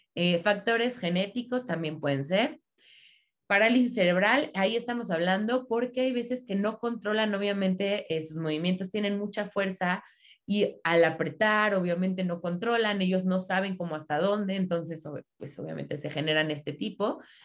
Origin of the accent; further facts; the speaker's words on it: State of Mexico, Mexico; yo soy aquí del Estado de México